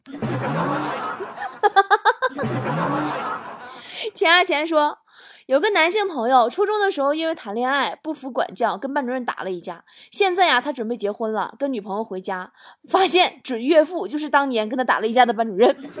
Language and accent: Chinese; Horqin Grassland, Inner Mongolia, China; 来自我的家乡内蒙古科尔沁草原的牛肉干儿